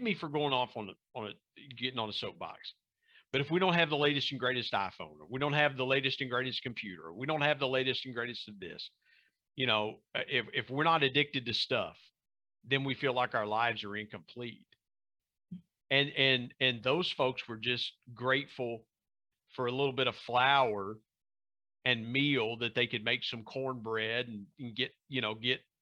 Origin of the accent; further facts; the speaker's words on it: Southern Ohio, United States; now in West Virginia, United States; growing up in Southern Ohio and being across the border from West Virginia